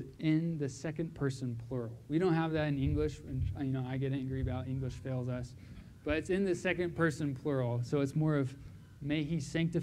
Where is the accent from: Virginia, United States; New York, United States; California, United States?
California, United States; Southern; moved away; also born or lived in Vancouver; I grew up in Southern California